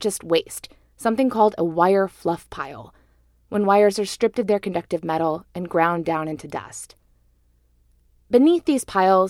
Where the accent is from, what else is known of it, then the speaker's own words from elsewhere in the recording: Birmingham, Alabama, United States; I grew up in the suburbs of Birmingham